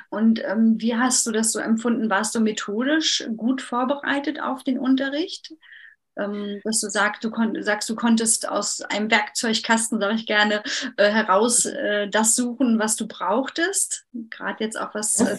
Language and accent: German; Mecklenburg-Vorpommern, Germany; Ich komme ja aus Mecklenburg-Vorpommern und da ist der Übergang ein bisschen weicher.